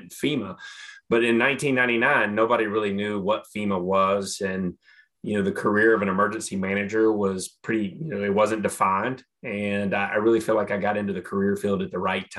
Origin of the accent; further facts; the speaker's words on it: Catawba County, North Carolina, United States; I was kind of born and raised in Catawba County